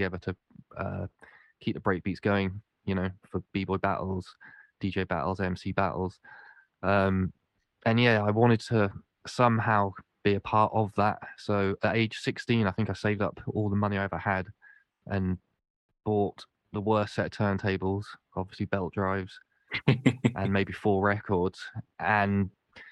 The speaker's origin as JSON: {"language": "English", "town": "Winchester", "region": "South East England", "country": "United Kingdom", "tie": "born or raised there", "also_born_or_lived": "Cardiff", "moved": "as an adult", "said": "Where I grew up in Winchester, there wasn't much hip-hop"}